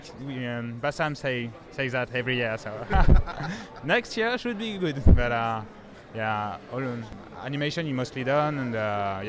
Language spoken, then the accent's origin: English; Toulouse, Occitania, France; I'm from Toulouse, France